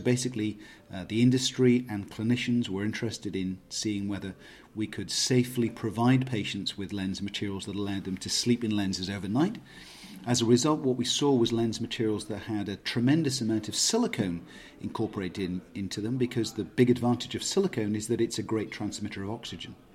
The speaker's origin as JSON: {"language": "English", "country": "United Kingdom", "moved": "as an adult", "lives_now": "Waterloo, Canada", "said": "Waterloo is about an hour and a half to the west of Toronto, so I'm now based in Canada. Um, I'm originally a British trained optometrist, moved to Canada almost exactly 20 years or so ago."}